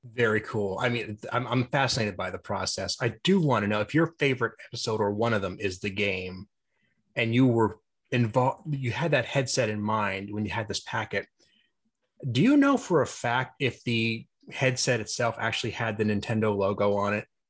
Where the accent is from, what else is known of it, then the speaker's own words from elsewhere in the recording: Pennsylvania, United States; I'm from Pennsylvania too